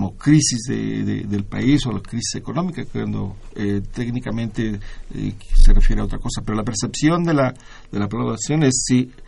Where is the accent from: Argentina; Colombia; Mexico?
Mexico; de nosotros como mexicanos, aquí vivimos y aquí la sufrimos